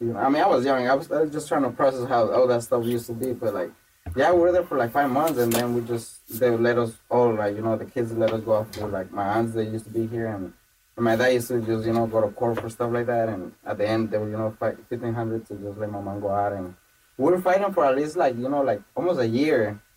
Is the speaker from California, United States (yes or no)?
yes; Los Angeles, California, United States; I grew up in MacArthur Park, that's actually where I grew up, in Aiden Westlake, and the neighborhood.